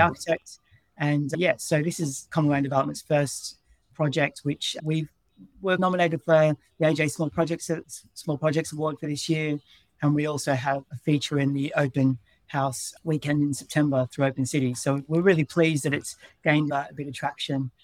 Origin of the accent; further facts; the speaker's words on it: Melbourne, Victoria, Australia; moved away as an adult; also born or lived in Brisbane; now in London, United Kingdom; I'm from Melbourne